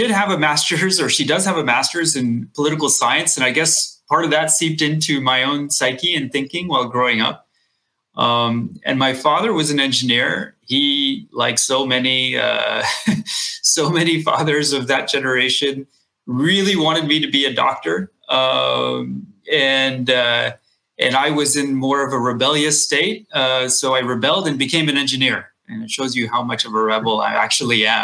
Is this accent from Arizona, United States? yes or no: no; Texas, United States; when I was a kid and growing up in Texas